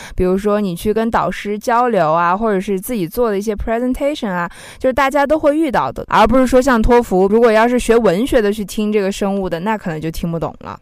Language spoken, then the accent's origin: Chinese; Xinjiang, China; 因为我自己也是来自少数民族地区嗯。啊，我是新疆的嘛